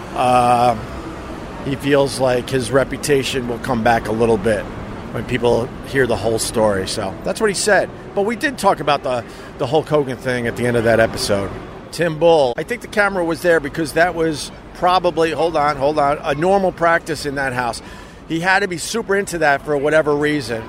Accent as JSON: {"language": "English", "area": "Long Island", "region": "New York", "country": "United States", "tie": "born or raised there", "said": "Being a local, growing up on Long Island, and coming into New York City"}